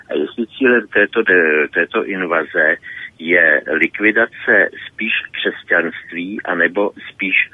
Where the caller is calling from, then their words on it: South Bohemian Region, Czechia; z Jižních Čech a mám krátký dotaz na pana VK.